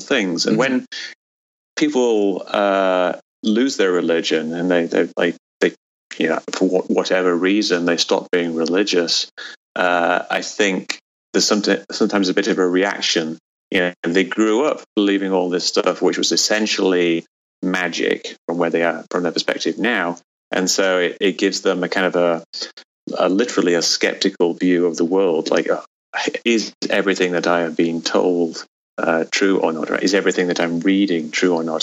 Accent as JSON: {"language": "English", "region": "England", "country": "United Kingdom", "tie": "born or raised there", "moved": "yes", "lives_now": "United States", "said": "when I grew up in England"}